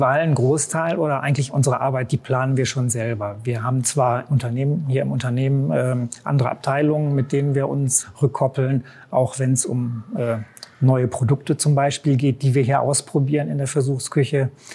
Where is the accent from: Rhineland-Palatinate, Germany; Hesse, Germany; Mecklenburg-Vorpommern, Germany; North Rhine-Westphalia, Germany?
North Rhine-Westphalia, Germany; Bielefeld; Bielefeld-Gefühl, das ist meine Heimatstadt. Ich bin hier geboren und aufgewachsen